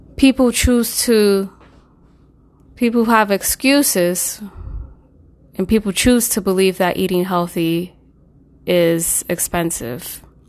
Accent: New York City, New York, United States; I'm from New York, specifically the Bronx

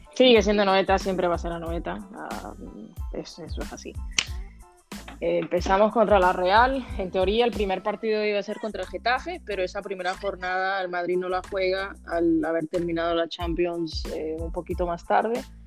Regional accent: Dominican Republic; soy dominicana

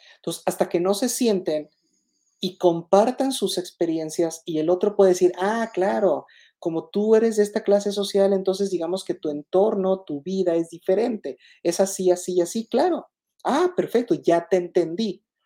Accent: Mexico; Yo no me resigno a ser mexicano porque pues, nací en México, soy mexicano.

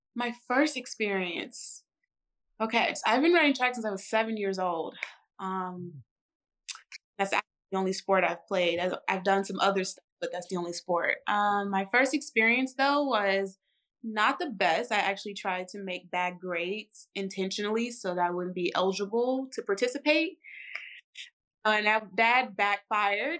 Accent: St. Louis, Missouri, United States; moved away; I'm initially from St. Louis, Missouri, St. Louis, Missouri

